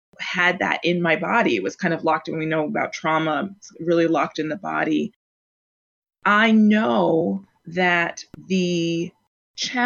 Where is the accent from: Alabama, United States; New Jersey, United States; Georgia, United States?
New Jersey, United States; Plainfield; now in Minneapolis, United States; I'm from Plainfield, New Jersey